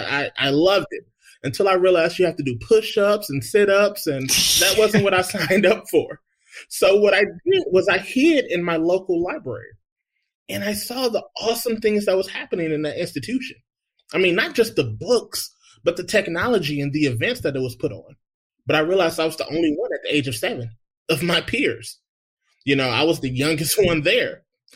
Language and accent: English; Detroit, Michigan, United States; Yeah, first of all, it was a fun childhood. You know, the media, you know, displays Detroit in such different lights.